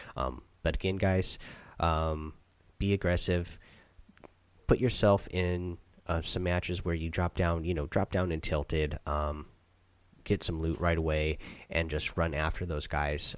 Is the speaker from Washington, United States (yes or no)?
yes; Seattle, Washington, United States; I'm actually from Seattle